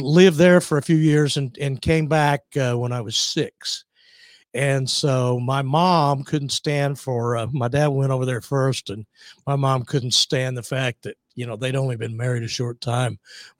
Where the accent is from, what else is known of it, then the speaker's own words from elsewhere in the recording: Lubbock, Texas, United States; Well, I was born in Lubbock, Texas. For people who don't know, that's the home of Texas Tech University, home